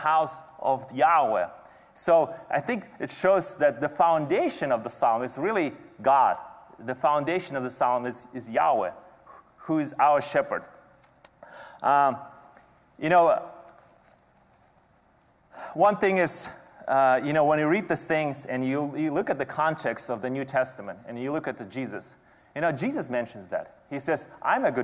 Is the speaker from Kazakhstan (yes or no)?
yes; Kazakhstan; moved away; every summer growing up in Kazakhstan